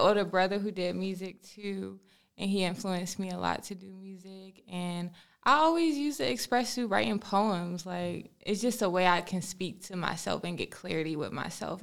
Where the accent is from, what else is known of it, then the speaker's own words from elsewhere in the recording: Washington, District of Columbia, United States; also born or lived in Maryland; now in Charlotte, United States; I'm actually originally from Washington, D C